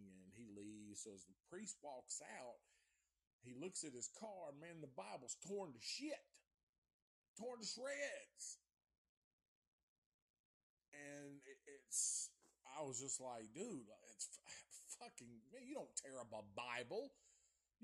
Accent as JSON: {"language": "English", "town": "Antioch", "region": "the South", "country": "United States", "said": "I'm from the South"}